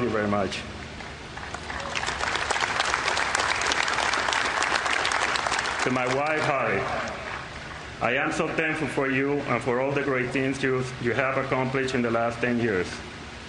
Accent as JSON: {"language": "English", "country": "Puerto Rico", "tie": "born or raised there", "also_born_or_lived": "Seattle", "moved": "yes", "said": "when I was growing up in Puerto Rico"}